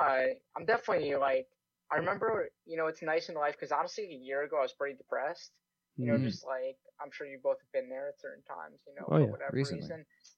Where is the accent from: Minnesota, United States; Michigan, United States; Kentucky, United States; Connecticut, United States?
Connecticut, United States; now in Canada